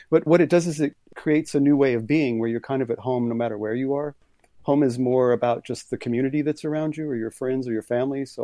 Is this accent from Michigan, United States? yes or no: no; Corpus Christi, Texas, United States; born there; also born or lived in moved all over the States; I was born in Corpus Christi on the water, but it was sort of more of my family was just kind of moving around